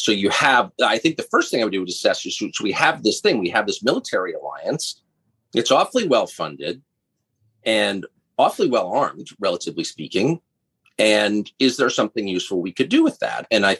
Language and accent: English; United States; I'm an American. I have no other passport.